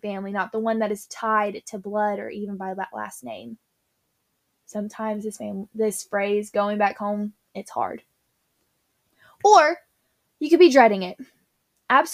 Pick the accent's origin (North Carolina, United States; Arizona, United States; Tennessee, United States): Tennessee, United States; I'm from Tennessee